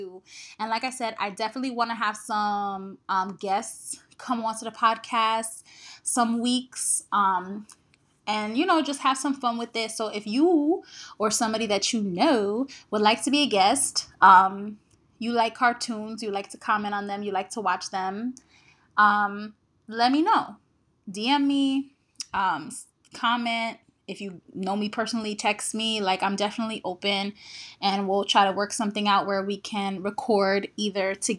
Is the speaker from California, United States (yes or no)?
no; New Jersey, United States; an East Coast child who was born and raised in New Jersey.